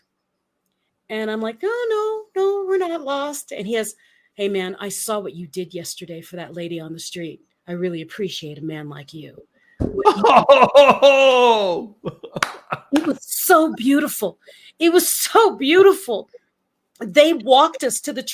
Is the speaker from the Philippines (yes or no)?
yes; Philippines; moved away; I grew up in the Philippines and a very rural part of the Philippines